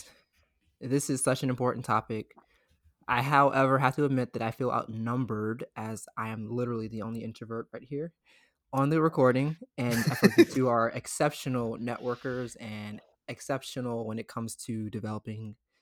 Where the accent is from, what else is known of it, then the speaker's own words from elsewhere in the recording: Laurel, Maryland, United States; I'm from Laurel.